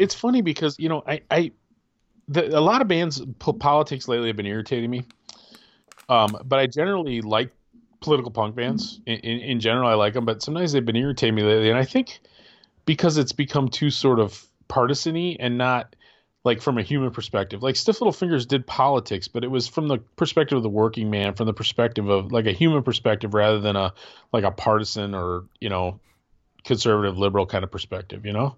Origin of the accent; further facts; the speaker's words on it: Wisconsin, United States; moved away; also born or lived in Michigan; I grew up in Wisconsin, and I've never been to Green Bay.